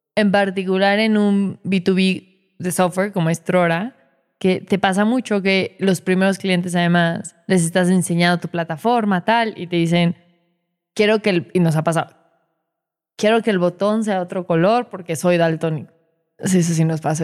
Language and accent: Spanish; Mexico; soy mexicana